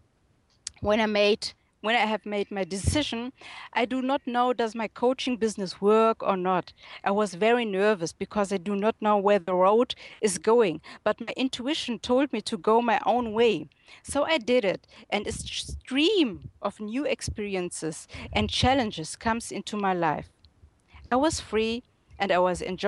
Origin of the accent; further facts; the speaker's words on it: Germany; accent: German; English is a second language; I was born and raised in Germany, and currently I'm living in Munich.